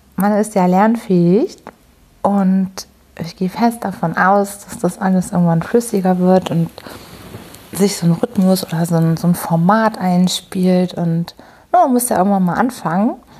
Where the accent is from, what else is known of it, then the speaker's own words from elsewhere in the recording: Hamburg, Germany; ich komme aus Hamburg